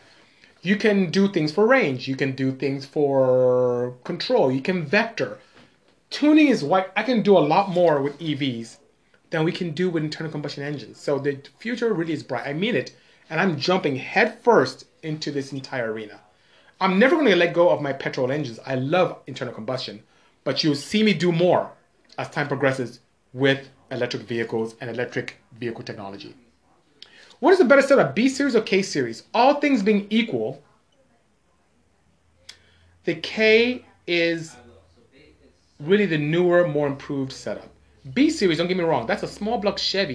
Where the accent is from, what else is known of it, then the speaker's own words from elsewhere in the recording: Nigeria; moved away; I am Nigerian. I'm West African, and my tribe is Igbo. So IGBO, that's my tribe. So I'm from the, I would say, coastal West Africa is my region